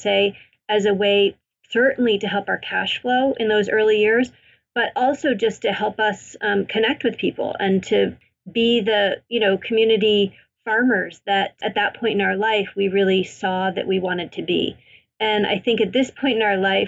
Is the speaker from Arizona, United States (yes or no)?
no; Maine, United States; I grew up in Maine.